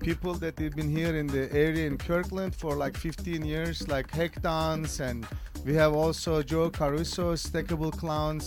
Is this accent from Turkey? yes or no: yes; Istanbul, Turkey; also born or lived in San Francisco Bay Area, California; now in Seattle, United States; I am originally from Istanbul, Turkey. And I lived in Bay Area, San Francisco. I've been here about 20 years